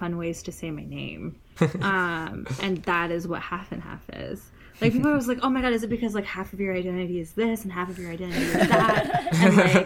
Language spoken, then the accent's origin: English; Detroit and Columbus, Midwest, United States; I grew up in Detroit